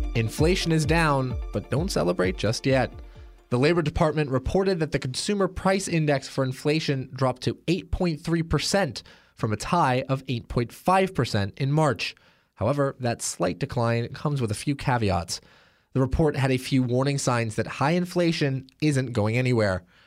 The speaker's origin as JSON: {"language": "English", "town": "Portland", "region": "Oregon", "country": "United States", "said": "I am from Portland, Oregon"}